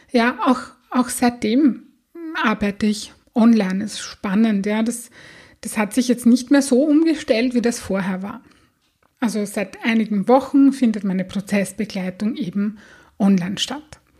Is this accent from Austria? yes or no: yes; Austria; habe ich einen Rappel bekommen, so sagt man das bei uns in Österreich